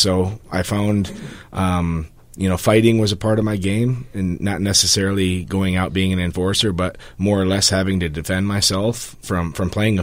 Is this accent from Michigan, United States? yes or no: yes; Muskegon, Michigan, United States; moved away; I'm from grew up, born and raised in Muskegon, Michigan